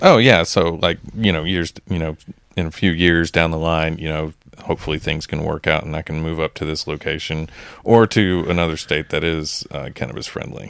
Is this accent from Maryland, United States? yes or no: no; Texas, United States; moved away; in my home state